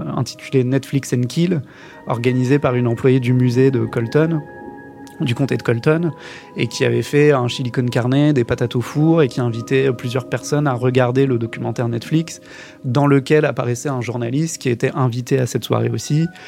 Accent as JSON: {"language": "French", "country": "France", "said": "en tant que Français, j'étais le seul étranger qui était là pour le procès"}